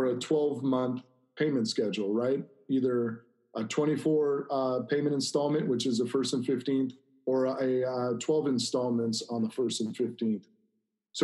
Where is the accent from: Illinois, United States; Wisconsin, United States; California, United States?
California, United States; Corona; this is an area I grew up in Corona, Norco area.